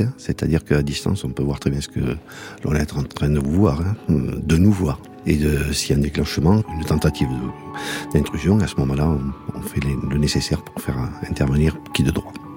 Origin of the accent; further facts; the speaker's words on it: Le Mas-d'Agenais, Nouvelle-Aquitaine, France; ça fait 60 ans que je le vois, parce que je suis né au Mas. J'étais enfant de cœur ici